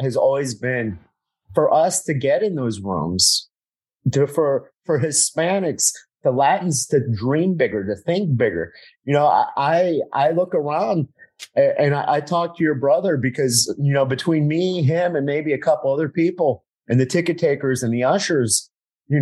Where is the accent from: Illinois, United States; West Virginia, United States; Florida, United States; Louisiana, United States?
Florida, United States; South; growing up in South Florida